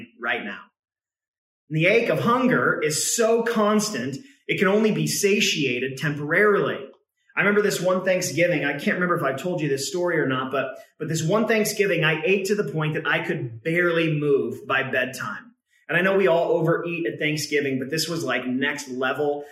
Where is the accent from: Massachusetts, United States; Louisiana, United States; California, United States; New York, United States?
California, United States; Northern; also born or lived in Oregon; my mom and my brother and I moved from Oregon down to Northern California to be closer to my grandfather